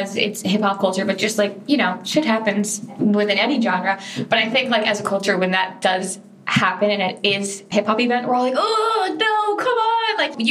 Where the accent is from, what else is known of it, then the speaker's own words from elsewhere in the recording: Fort Lauderdale, Florida, United States; I'm from Fort Lauderdale. So growing up in South Florida, I would go to all these hip hop shows